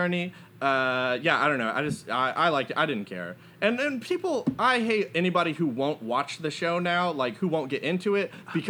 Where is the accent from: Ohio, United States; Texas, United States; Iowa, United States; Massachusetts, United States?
Texas, United States; San Antonio; I'm from San Antonio.